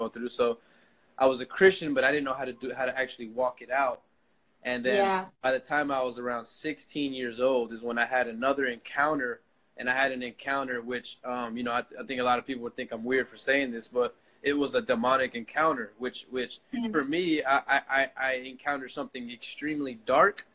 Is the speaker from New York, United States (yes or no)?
no; Orlando, Florida, United States; I grew up in Orlando, Florida. I was born and raised there